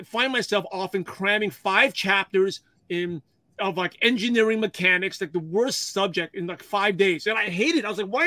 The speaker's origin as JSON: {"language": "English", "town": "New York City", "region": "New York", "country": "United States", "tie": "born or raised there", "second_language": "English", "said": "I'm a shy, quiet Asian kid from Brooklyn, New York"}